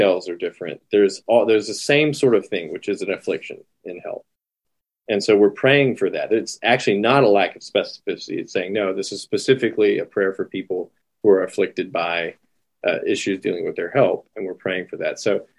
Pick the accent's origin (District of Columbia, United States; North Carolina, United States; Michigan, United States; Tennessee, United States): North Carolina, United States; I'm from North Carolina, so everybody has relatively strong accents